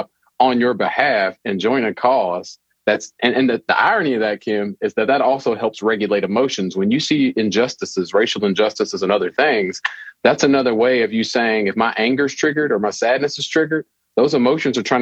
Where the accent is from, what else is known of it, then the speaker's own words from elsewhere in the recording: Louisville, Kentucky, United States; I'm born and raised in Louisville, Kentucky